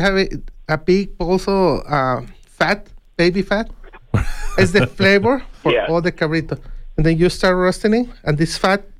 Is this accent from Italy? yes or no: no; Mexico; born or raised there; now in Tucson, United States